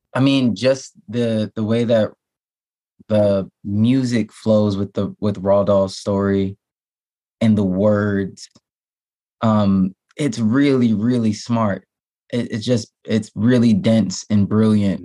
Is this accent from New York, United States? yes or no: yes; New York, United States; I'm a New Yorker